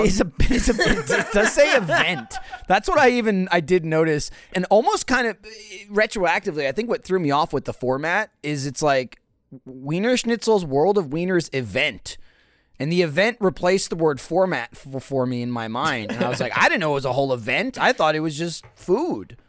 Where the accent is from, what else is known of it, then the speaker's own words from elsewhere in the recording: East Coast, United States; moved away; I grew up on the East Coast